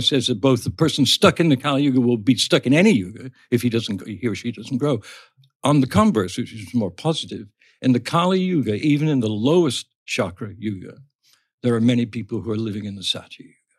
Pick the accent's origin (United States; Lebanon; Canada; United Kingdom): United Kingdom; England; when we were growing up in England